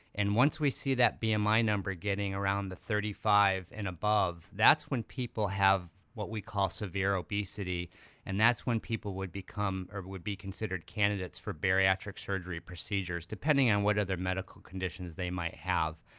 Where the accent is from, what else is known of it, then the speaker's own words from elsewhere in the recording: Chicago, Illinois, United States; moved away as an adult; I'm actually born, uh, in Chicago, and I lived there for the first twenty-six years of my life